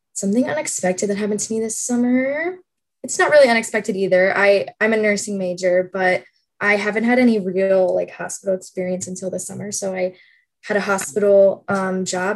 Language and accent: English; St. Louis, Missouri, United States; I'm from St. Louis, Missouri